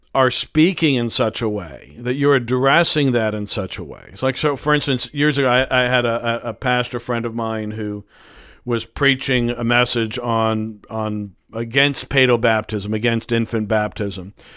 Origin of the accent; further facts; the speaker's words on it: United States; we are so American